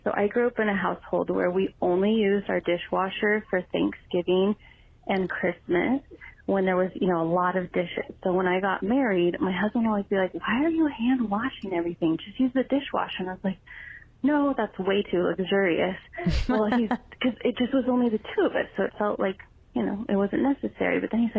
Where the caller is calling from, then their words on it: Thousand Oaks, California, United States; calling from Thousand Oaks.